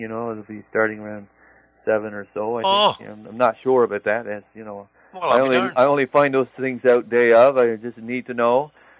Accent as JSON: {"language": "English", "area": "Southwest Coast of Newfoundland", "region": "Newfoundland and Labrador", "country": "Canada", "tie": "born or raised there", "also_born_or_lived": "Nashville", "moved": "as an adult", "said": "As a kid, growing up on the Southwest Coast"}